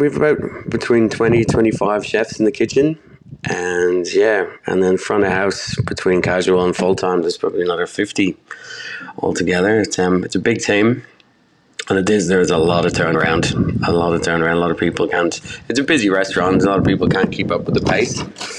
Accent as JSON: {"language": "English", "town": "Dublin", "region": "Leinster", "country": "Ireland", "tie": "born or raised there", "said": "I grew up in Dublin."}